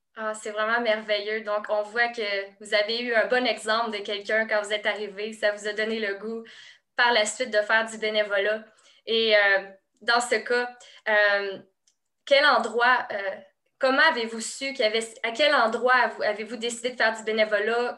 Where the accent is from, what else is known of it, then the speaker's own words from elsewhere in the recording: Quebec, Canada; je suis une Québécoise